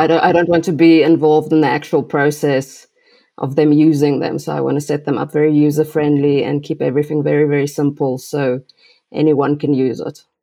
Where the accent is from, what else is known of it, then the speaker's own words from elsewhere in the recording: South Africa; I'm from South Africa